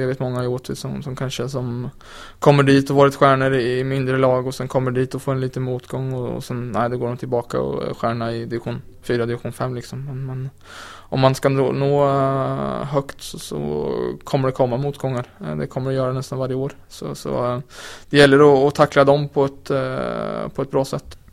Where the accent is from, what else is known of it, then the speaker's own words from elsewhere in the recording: Linköping, Östergötland, Sweden; now in Malmö, Sweden; jag kommer från Linköping där man bara pratar hockey